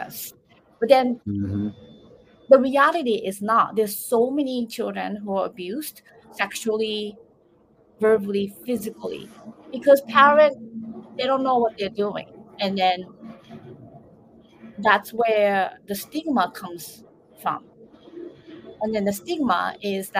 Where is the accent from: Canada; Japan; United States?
Japan; moved away; I was raised in Japan